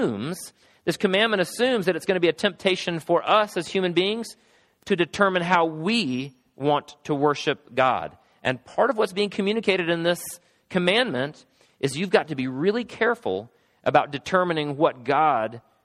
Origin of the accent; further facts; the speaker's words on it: Travelers Rest, South Carolina, United States; I grew up in Travelers Rest, South Carolina